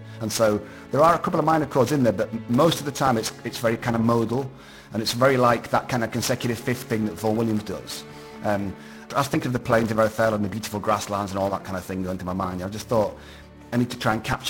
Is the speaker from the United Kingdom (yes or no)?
yes; United Kingdom; Being British as I am, of course, I think, you know, I grew up, you know, playing trumpet in orchestras and went to music college